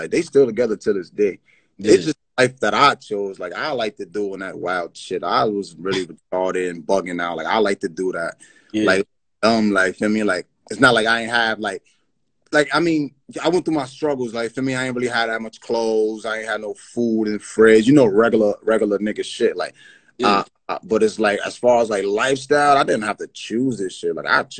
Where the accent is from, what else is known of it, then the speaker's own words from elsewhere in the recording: Yonkers, New York, United States; also born or lived in Bronx, New York / Brooklyn, New York; I'm from Yonkers, New York